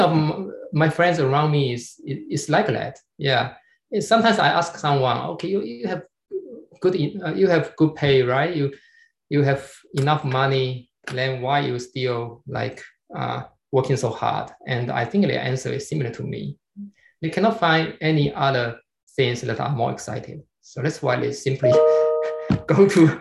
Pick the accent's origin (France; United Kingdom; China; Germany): China